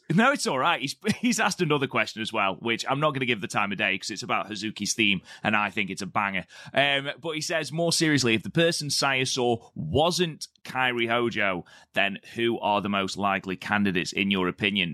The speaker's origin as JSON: {"language": "English", "country": "United Kingdom", "said": "I'm British"}